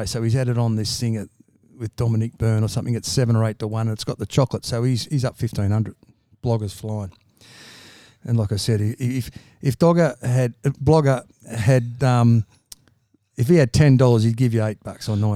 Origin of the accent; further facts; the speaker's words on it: Bankstown, New South Wales, Australia; moved away; also born or lived in Bowral; Mate, you know I'm from Bankstown.